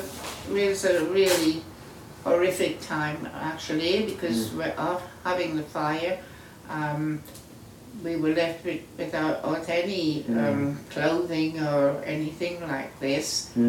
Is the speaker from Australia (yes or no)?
no; Guyana; moved away; I was born in Guyana, South America.